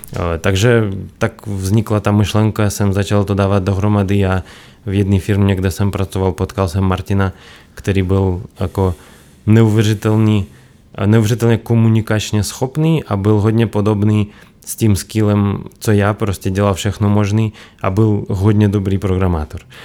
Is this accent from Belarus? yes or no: yes; Belarus; Czech is a second language; moved away as an adult; now in Czech Republic; já jsem z Běloruska původem. Tam jsem bydlel 17 let